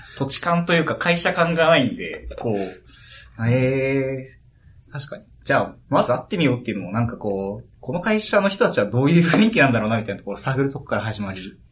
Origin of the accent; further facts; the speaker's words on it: Hokkaido, Japan; 僕北海道出身なんですけど